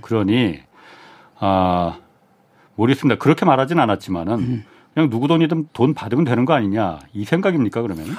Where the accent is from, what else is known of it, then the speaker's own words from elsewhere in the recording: South Korea; 약간 한국인으로서